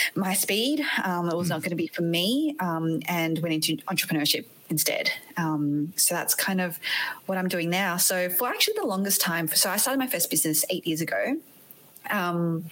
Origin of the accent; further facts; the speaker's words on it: Australia; accent: Australian; also born or lived in Malaysia; now in United States; You might be able to tell from my accent that I'm not from the States. I am actually Aussie